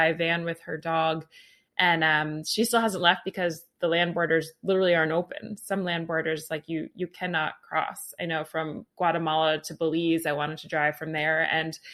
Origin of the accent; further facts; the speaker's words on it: United States; I'm an American